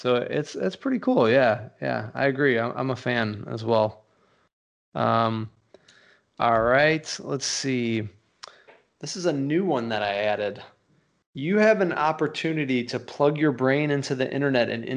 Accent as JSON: {"language": "English", "town": "St. Louis", "region": "Missouri", "country": "United States", "said": "I'm from St. Louis"}